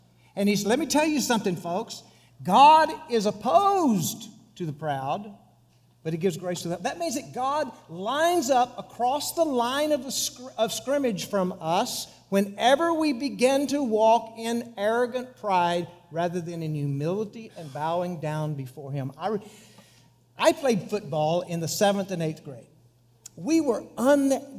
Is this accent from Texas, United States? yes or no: yes; Monahans, Texas, United States; my hometown, 32 miles away, was the Taj Mahal compared to Pecos. It was Monahans